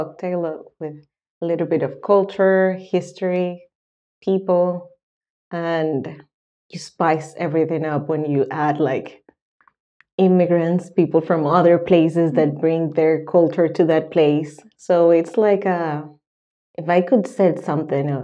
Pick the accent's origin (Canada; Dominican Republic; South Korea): Dominican Republic; moved away as an adult; now in Sweden; I'm from the Dominican Republic.